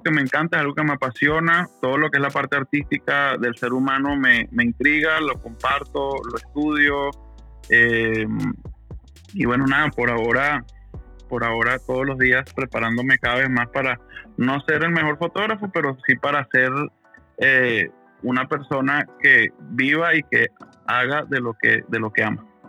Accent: Valencia, Carabobo, Venezuela; moved away as an adult; now in United States; vengo de Venezuela, pero vivo en los Estados Unidos

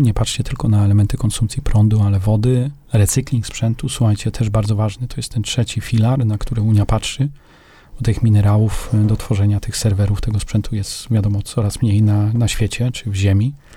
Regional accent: Poland; Z Polski

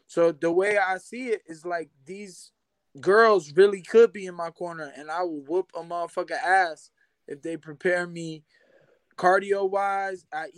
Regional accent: Flint, Michigan, United States; also born or lived in Florida; now in Texas, United States; I am. I'm from Flint, Michigan. But then I've been doing a lot. I've lived in Florida for quite some time.

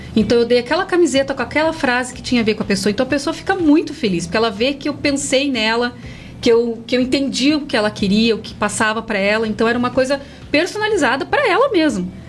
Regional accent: Curitiba, Paraná, Brazil; now in Castro, Brazil; eu também não sou daqui, de Castro, né? Sou de Curitiba. Quando eu vim para cá, eu abri o meu espaço

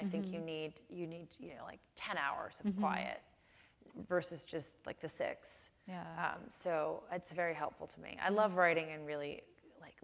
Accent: Chicago, Illinois, United States; I grew up in Chicago. I went to high school in Chicago

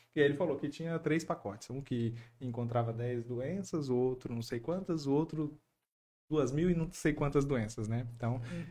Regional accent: São Paulo, Brazil; eu nasci em São Paulo, né? Meus pais moravam, a gente morava lá.

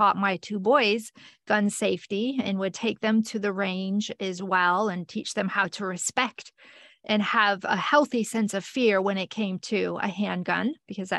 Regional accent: northern Michigan, United States; now in Florida, United States; I grew up in a small town in northern Michigan

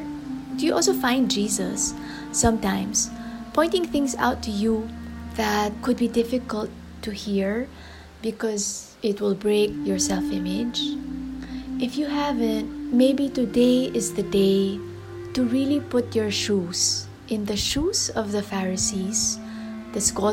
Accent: Metro Manila, Philippines; I am from the Philippines, from Metro Manila.

